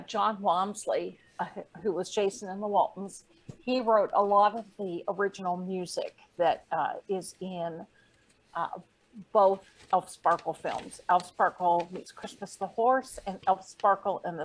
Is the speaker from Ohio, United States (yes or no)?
yes; Ohio, United States; I was from Ohio